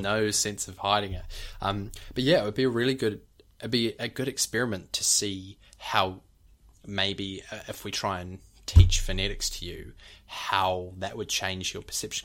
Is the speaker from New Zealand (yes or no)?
yes; New Zealand; in New Zealand, we're pretty monotonous